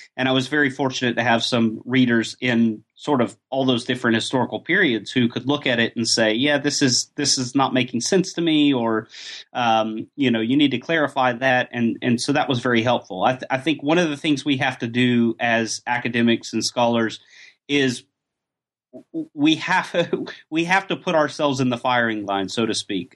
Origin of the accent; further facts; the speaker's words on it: Atlanta, Georgia, United States; moved away as an adult; also born or lived in Oxford, United Kingdom; now in Göttingen, Germany; Georgia's my hometown, by the way, Atlanta, um, Atlanta, Georgia.